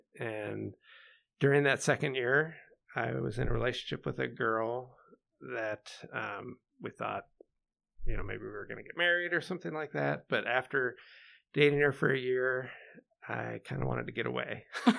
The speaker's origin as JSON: {"language": "English", "region": "Pennsylvania", "country": "United States", "tie": "born or raised there", "also_born_or_lived": "Ocean City, New Jersey / Des Moines, Iowa", "moved": "as an adult", "lives_now": "Chicago, United States", "said": "I was born in 74 and lived in New Jersey for 6 years, then moved to Pennsylvania, grew up there, graduated high school."}